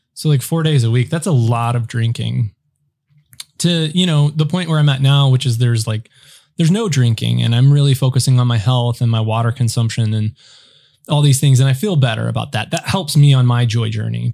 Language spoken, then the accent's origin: English; United States; being an American